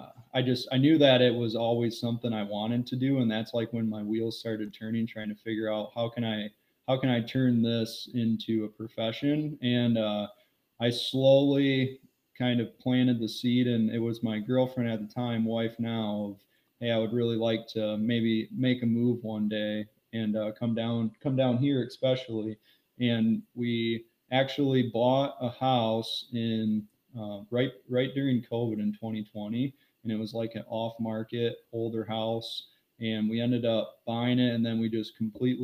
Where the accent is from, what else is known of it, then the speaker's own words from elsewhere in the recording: Northern Michigan, United States; now in Ohio, United States; growing up in Northern Michigan